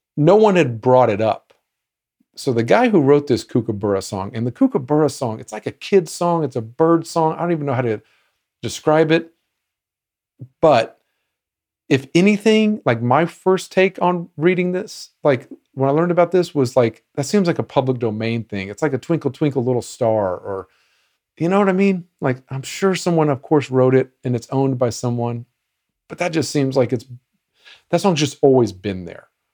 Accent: United States

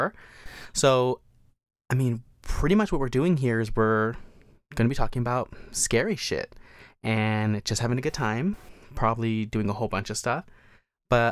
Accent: New Mexico, United States; moved away as an adult; now in Las Vegas, United States; Was born and raised in New Mexico

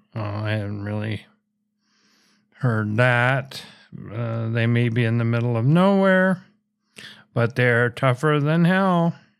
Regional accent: Minnesota, United States; my home state of Minnesota

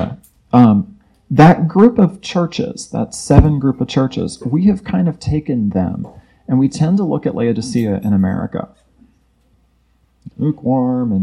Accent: Florida, United States; I'm from Florida where it's even worse

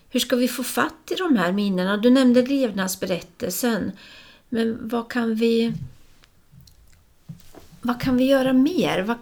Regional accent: Östergötland, Sweden; moved away; jag flyttade från Östergötland, men vi var inne och åt lunch här då och hörde den här östgötska dialekten och helt plötsligt så är det ju som jag befinner mig i en annan tid och jag hörde, det var som jag hörde mina syskon omkring mig

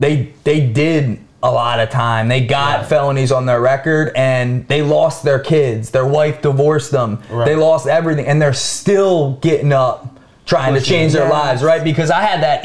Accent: Delco, Pennsylvania, United States; Delco, where I'm from

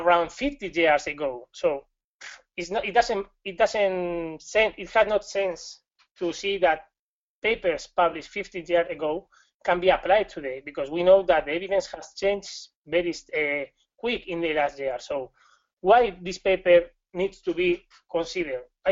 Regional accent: Spain; accent: Spanish; English is a second language; I'm from Spain

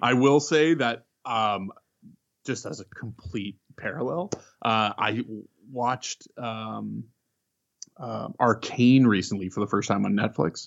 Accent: Canada; I'm Canadian. Um, I had moved across the country, uh, when I was nine years old

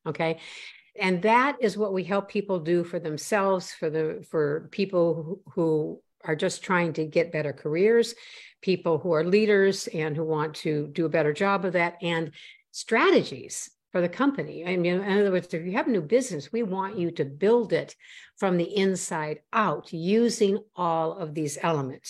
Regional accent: Midwest, United States; also born or lived in Boston area, Massachusetts; now in Boston, United States; I was born in the Boston area, which is where I live now, north of Boston. And I grew up, however, in the Midwest where my father's family is from

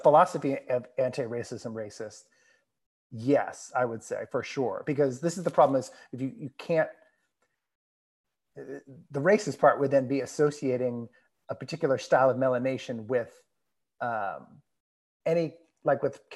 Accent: United States; I grew up in the United States of America, I was born in 1978

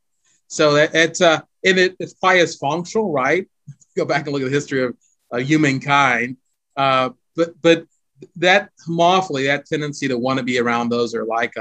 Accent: Pittsburgh, Pennsylvania, United States; now in Chicago, United States; I grew up in Pittsburgh, the Pittsburgh Steelers fan

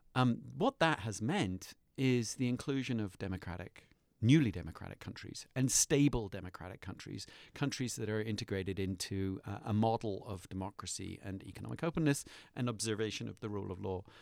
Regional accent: United Kingdom; moved away; I'm a British citizen expat

